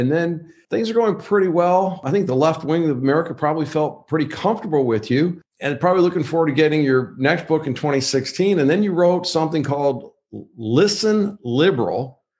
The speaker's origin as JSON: {"language": "English", "town": "Wayne", "region": "Michigan", "country": "United States", "tie": "born or raised there", "said": "I grew up in a town called Wayne, Michigan, which is in Wayne County, straight down Michigan Avenue from the city of Detroit, 15 miles from the old Tiger Stadium."}